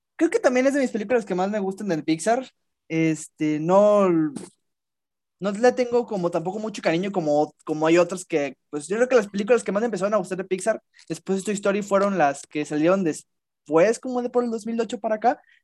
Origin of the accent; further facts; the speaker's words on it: Mexico; fue un orgullo como mexicano